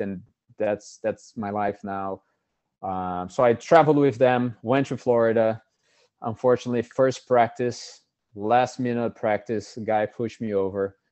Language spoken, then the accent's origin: English; Brazil; moved away as an adult; now in United States; I am, uh, born and raised in Brazil